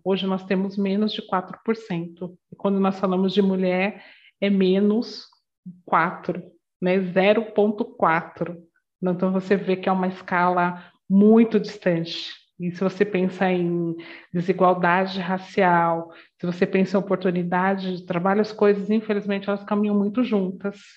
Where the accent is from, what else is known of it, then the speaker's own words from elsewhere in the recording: São Paulo, Brazil; eu venho da Zona Leste de São Paulo, uma comunidade muito simples